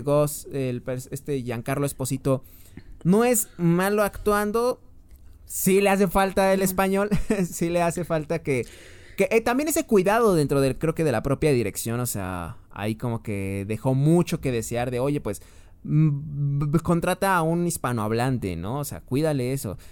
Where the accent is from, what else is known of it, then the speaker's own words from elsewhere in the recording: Mexico; siendo mexicano